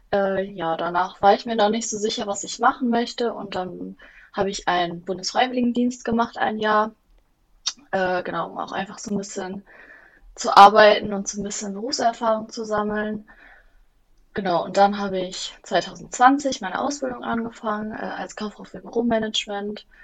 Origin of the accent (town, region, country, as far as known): Bielefeld, North Rhine-Westphalia, Germany